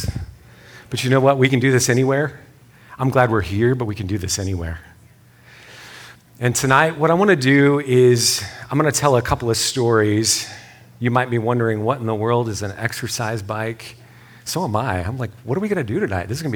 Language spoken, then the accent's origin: English; West Texas, United States; I'm from West Texas. So we say things like, hey, y'all